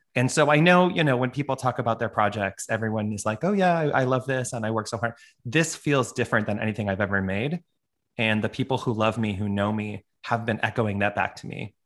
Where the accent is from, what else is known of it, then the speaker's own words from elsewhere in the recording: Toronto, Ontario, Canada; also born or lived in New York, United States; now in Honolulu, United States; I'm like a Canadian now living in a tropical